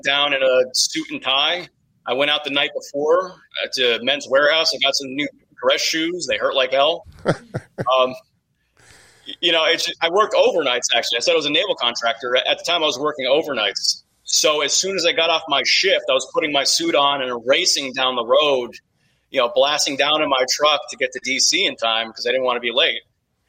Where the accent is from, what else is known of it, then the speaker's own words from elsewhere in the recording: New Jersey, United States; I'm from New Jersey